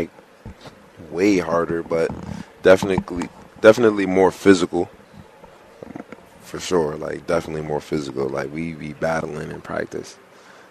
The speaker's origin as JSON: {"language": "English", "town": "New York City", "region": "New York", "country": "United States", "tie": "born or raised there", "moved": "as an adult", "said": "growing up in New York City"}